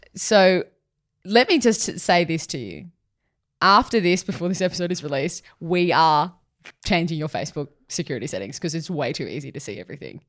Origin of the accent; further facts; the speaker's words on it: Sutherland Shire, New South Wales, Australia; growing up in the Sutherland Shire